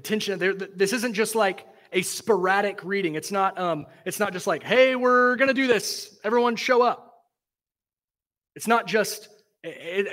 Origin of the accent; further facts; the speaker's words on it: Texas, United States; now in Cincinnati, United States; I'm from Texas